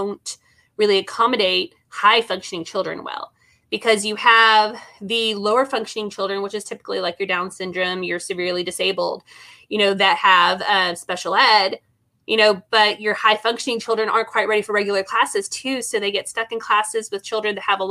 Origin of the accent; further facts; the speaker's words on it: Texas, United States; moved away as an adult; now in Oklahoma, United States; I moved from Texas to Oklahoma, which I was born in Oklahoma, but I moved here back here when I was 18